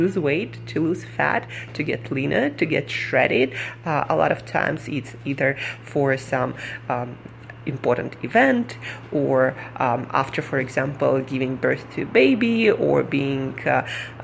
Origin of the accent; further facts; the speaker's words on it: Siberia, Russia; moved away as an adult; now in New York City, United States; Where I come from, Siberia.